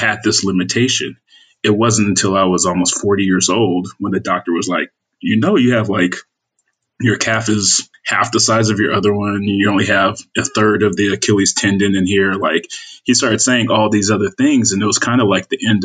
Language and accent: English; Inglewood, California, United States; moved away; I'm from a small city called Inglewood, California, born and raised.